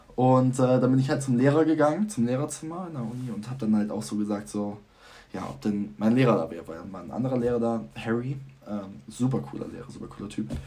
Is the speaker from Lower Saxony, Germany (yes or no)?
yes; Vechta, Lower Saxony, Germany; moved away as an adult; now in Groningen, Netherlands; ich komme aus Fechter, da wohnen 32.000 ja, Leute.